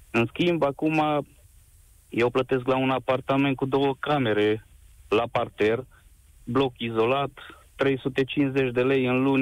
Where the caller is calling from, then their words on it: Târgu Mureș, Mureș County, Romania; Vă sunt din Târgu Mureș și vreau să vă spun că în 2012 aici s-a oprit ultima centrală de cartier